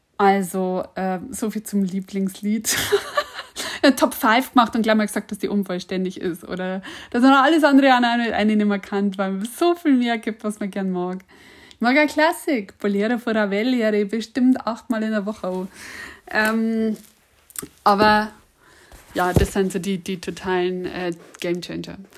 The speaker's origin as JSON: {"language": "German", "area": "Tangrintel, Upper Palatinate", "region": "Bavaria", "country": "Germany", "also_born_or_lived": "Regensburg", "accent": "Upper Palatinate Bavarian (mix with Lower Bavarian)", "said": "komme ich her aus dem Tangrindel, aus der Gegend ums Tangrindel"}